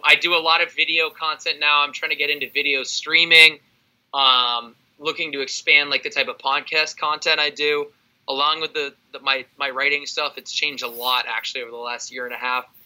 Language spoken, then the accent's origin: English; California, United States; I'm from California.